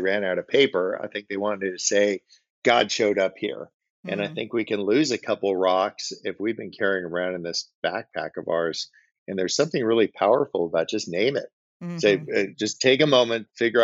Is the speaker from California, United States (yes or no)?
yes; Bay Area, California, United States; Growing up in the Bay Area, my grandfather was a fireman on the San Francisco Bay